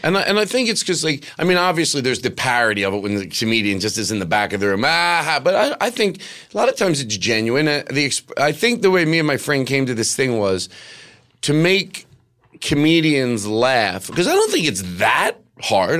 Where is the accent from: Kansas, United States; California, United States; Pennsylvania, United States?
Pennsylvania, United States; Philadelphia; I grew up in Philadelphia